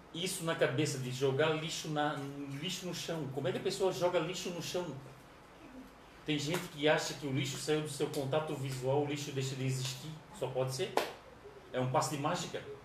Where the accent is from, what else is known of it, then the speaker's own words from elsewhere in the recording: Florianópolis, Santa Catarina, Brazil; somos de Florianópolis